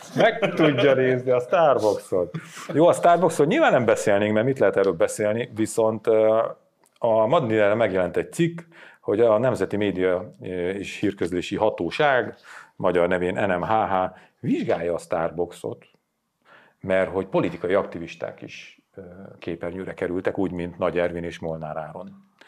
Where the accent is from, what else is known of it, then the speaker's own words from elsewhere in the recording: Sátoraljaújhely, Borsod-Abaúj-Zemplén, Hungary; moved away; az én hatalmas kis szülővárosomba